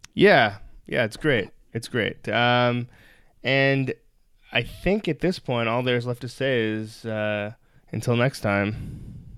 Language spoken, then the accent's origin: English; Toronto, Ontario, Canada; I grew up in Toronto